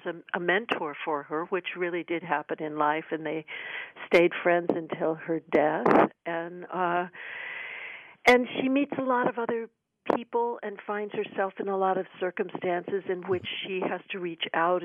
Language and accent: English; Washington, D.C. area, Maryland, United States; My hometown